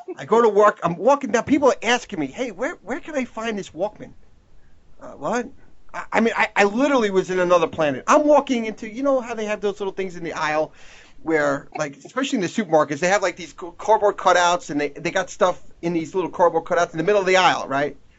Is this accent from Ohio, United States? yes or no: no; Long Island, New York, United States; moved away; I'm originally from New York, Long Island, New York.